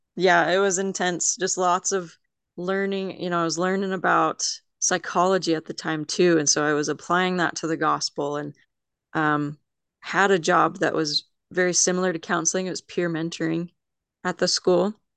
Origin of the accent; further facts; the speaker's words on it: Mountain Home, Idaho, United States; also born or lived in Las Vegas, Nevada / Philadelphia, Pennsylvania; I grew up mainly in Mountain Home, Idaho. So, I've pretty much lived in Idaho